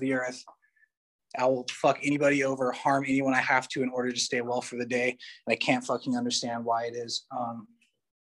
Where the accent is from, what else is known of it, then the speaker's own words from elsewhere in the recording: Colorado, United States; also born or lived in Hawaii; now in Southern California, United States; I lived in Colorado, grew up in Colorado